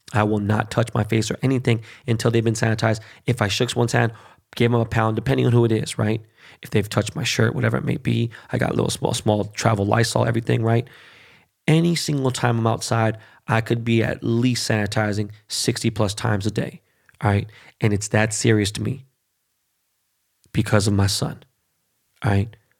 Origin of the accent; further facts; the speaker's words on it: Los Angeles, California, United States; first language Spanish; English is a second language; I grew up in Koreatown, born and raised